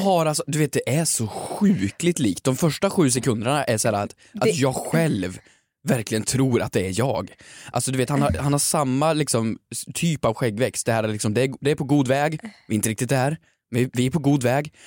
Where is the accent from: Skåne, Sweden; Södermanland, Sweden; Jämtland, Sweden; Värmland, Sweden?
Värmland, Sweden; jag är lite äldre, jag kommer från Värmland